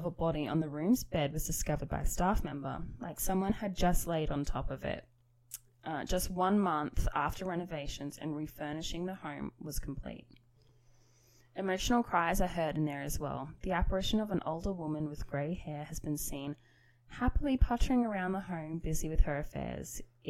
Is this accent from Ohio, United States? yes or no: no; New York, United States; Hey. I'm from New York. It's not 1950s.